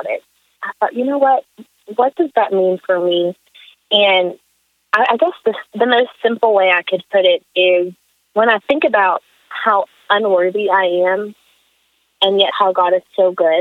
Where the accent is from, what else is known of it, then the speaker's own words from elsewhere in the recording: Moneta, Virginia, United States; I'm from Moneta, Virginia. It's a little town outside of Roanoke.